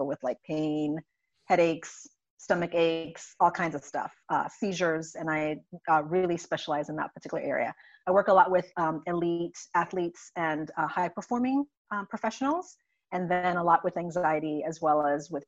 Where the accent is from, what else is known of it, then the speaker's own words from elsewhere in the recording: St. Croix, U.S. Virgin Islands; moved away as an adult; now in United States; I'm originally from St. Croix in the U.S. Virgin Islands, born and raised there